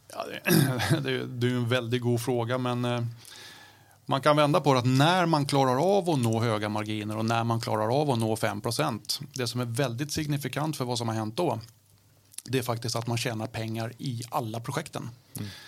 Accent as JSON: {"language": "Swedish", "town": "Stockholm", "region": "Stockholm County", "country": "Sweden", "tie": "born or raised there", "accent": "Stockholm dialect", "said": "jag pratar stockholmska"}